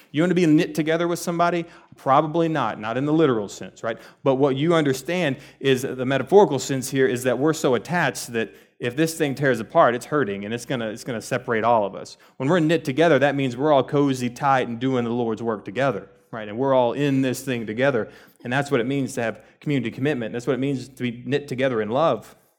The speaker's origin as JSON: {"language": "English", "region": "Texas", "country": "United States", "tie": "born or raised there", "said": "I grew up in Texas, I was born and raised here, and what we know as Texans"}